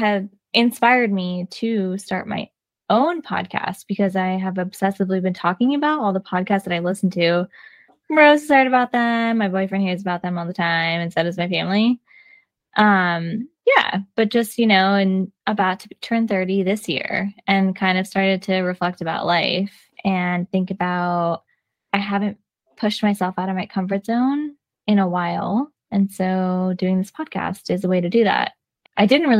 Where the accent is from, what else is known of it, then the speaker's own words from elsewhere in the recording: California, United States; moved away as an adult; now in New York City, United States; I'm a California transplant that's lived in New York City for 11 years